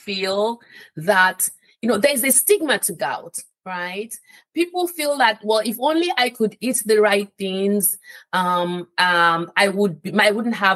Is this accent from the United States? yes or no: no; Nigeria; moved away; I'm from Nigeria, right? Originally.